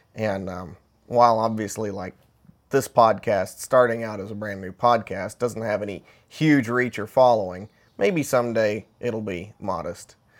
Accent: Middle Tennessee, United States; where I grew up in Middle Tennessee

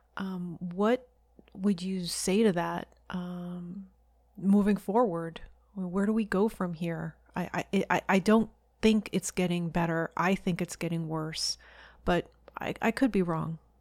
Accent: United States; being an American who lives in the United States

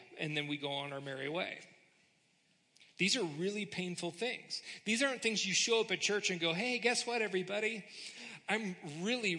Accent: United States; we're kind of wired as American Christians

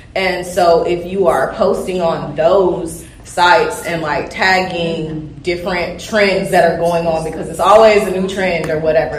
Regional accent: Georgia, United States; I'm from the South anyway, Georgia, born and raised

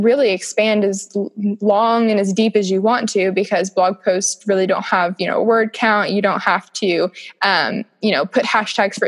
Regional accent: Kentucky, United States; I was from Kentucky

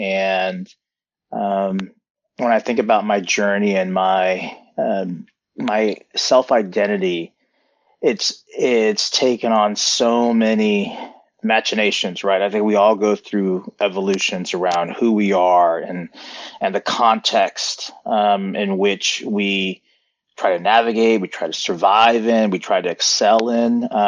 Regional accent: Tulsa, Oklahoma, United States; born or raised there; also born or lived in Korea; now in Seattle, United States

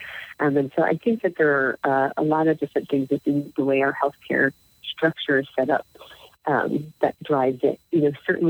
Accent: Baltimore, Maryland, United States; now in Wisconsin, United States; I grew up in Baltimore

